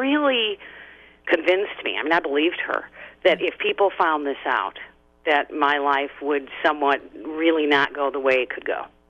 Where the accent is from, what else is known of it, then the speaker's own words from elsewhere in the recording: Chicago, Illinois, United States; moved away as an adult; now in Southern California, United States; I grew up in Chicago, moved here, you know, in my mid-20s